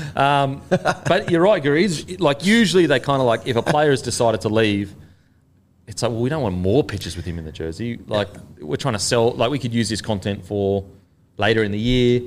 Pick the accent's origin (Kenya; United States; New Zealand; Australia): Australia; as an Australian